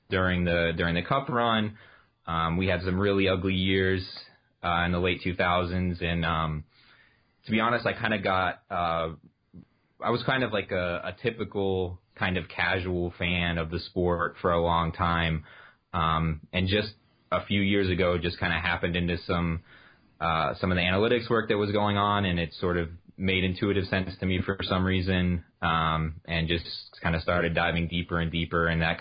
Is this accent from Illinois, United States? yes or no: no; New Jersey, United States; born there; also born or lived in Tampa; I was born in New Jersey. So my early hockey memories are like Devils, Rangers, that kind of era, like early 90s.